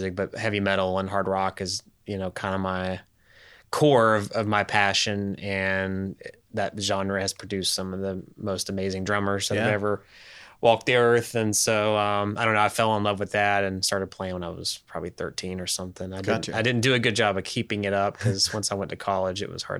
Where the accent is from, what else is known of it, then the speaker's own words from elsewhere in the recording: Bristol, United States; now in Knoxville, United States; No, I'm from Bristol.